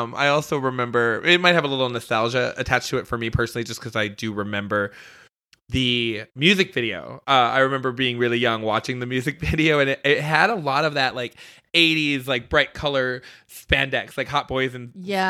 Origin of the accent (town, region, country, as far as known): Detroit, Michigan, United States; born or raised there; moved away